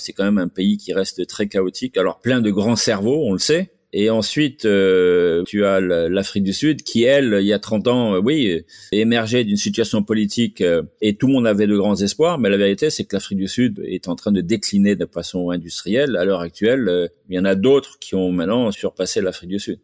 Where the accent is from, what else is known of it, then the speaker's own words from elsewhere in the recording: Azemmour, Casablanca-Settat, Morocco; also born or lived in El Jadida; now in Miami, United States; j'ai grandi euh, sur un domaine euh, agricole qui appartenait à notre famille. Euh, tout près à 5-6 km de Azmour